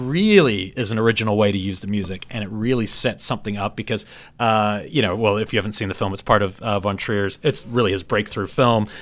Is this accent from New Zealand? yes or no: yes; New Zealand; moved away; I grew up in New Zealand